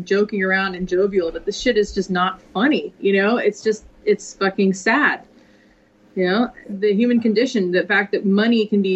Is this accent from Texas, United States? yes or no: yes; Texas, United States; I grew up in Texas in the 80s